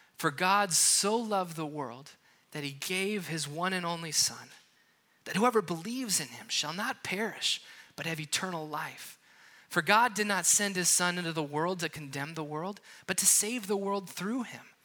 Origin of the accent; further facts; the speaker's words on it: Wisconsin, United States; moved away; I'm from Wisconsin, and I was just there